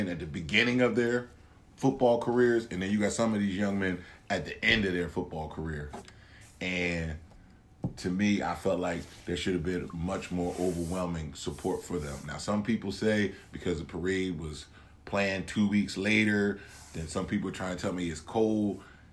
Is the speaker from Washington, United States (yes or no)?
no; Salem, New Jersey, United States; moved away as an adult; now in Penns Grove, United States; we are from Salem, New Jersey, and we are alumni of Salem, New Jersey